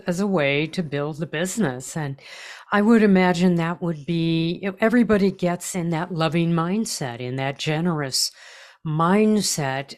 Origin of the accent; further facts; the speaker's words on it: California, United States; I'm a Californian